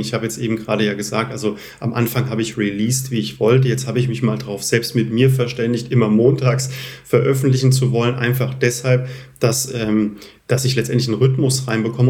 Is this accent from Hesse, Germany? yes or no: yes; Lich, Hesse, Germany; also born or lived in Zurich / Munich; meiner Heimat äh, Lich